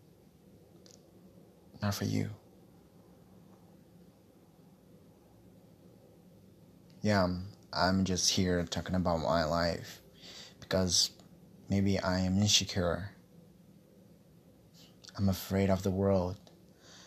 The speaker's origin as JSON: {"language": "English", "country": "Brazil", "also_born_or_lived": "Guarulhos, São Paulo", "second_language": "English", "said": "I'm from Brazil."}